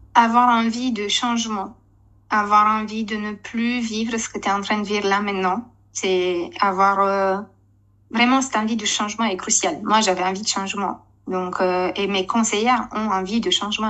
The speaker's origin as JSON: {"language": "French", "country": "Romania", "tie": "born or raised there", "second_language": "French", "moved": "as an adult", "lives_now": "Essonne, France", "said": "je suis née et j'ai grandi en Roumanie jusqu'à mes 21 ans"}